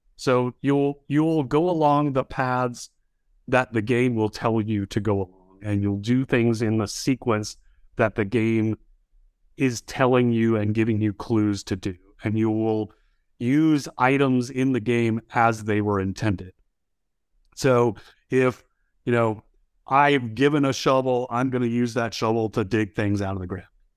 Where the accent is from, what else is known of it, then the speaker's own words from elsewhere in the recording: Baton Rouge, Louisiana, United States; moved away as an adult; also born or lived in Austin, Texas; My high school was a magnet high school, Baton Rouge High School magnet